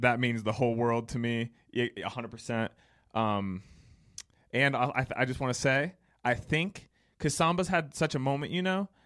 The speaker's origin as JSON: {"language": "English", "town": "Cleveland", "region": "Ohio", "country": "United States", "said": "I'm from Cleveland, and I had hardly left Northeast Ohio at that point in my life."}